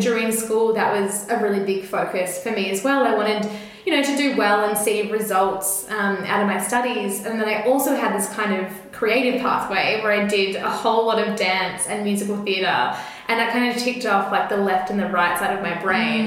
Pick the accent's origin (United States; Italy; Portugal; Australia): Australia; Melbourne, Victoria; I grew up in Camberwell here in Melbourne, which is like a very leafy green suburb